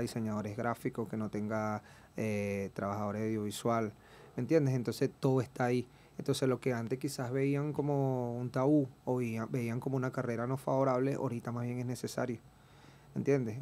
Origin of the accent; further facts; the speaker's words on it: Margarita Island, Nueva Esparta, Venezuela; Soy margariteño